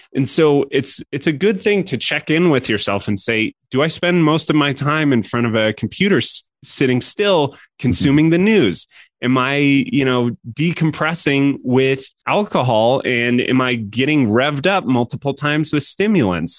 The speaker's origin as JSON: {"language": "English", "region": "Colorado", "country": "United States", "tie": "born or raised there", "also_born_or_lived": "San Francisco", "moved": "as an adult", "said": "I grew up in Colorado."}